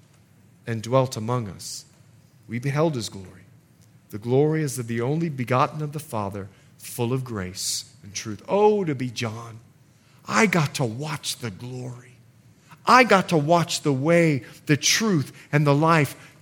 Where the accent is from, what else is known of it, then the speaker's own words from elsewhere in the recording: United States; I'm an American too